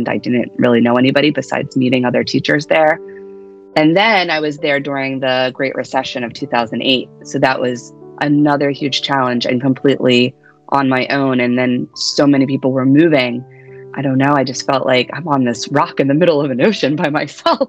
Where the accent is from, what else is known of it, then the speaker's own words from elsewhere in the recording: Pennsylvania, United States; moved away as an adult; also born or lived in Philadelphia / Hawaii / Delaware; now in New Jersey, United States; I'm originally from Pennsylvania.